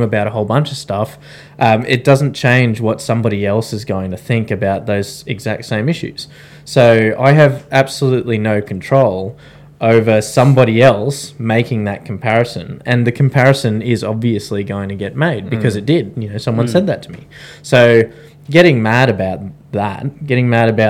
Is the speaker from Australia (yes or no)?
yes; Australia; we are three Australian veterans